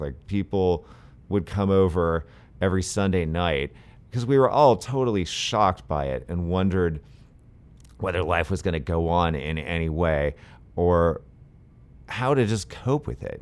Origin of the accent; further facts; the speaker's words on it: San Francisco, California, United States; I'm a big skateboarder and I grew up skating in San Francisco